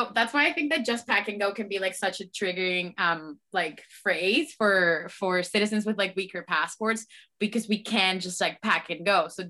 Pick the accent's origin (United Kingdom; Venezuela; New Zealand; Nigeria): Venezuela; English is a second language; moved away; I'm originally from Venezuela